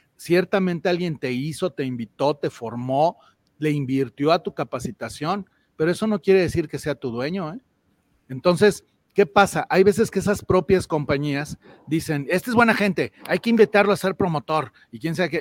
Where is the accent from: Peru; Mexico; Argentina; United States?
Mexico; Doy empleo e invierto en mi país y en mi México, soy empresario.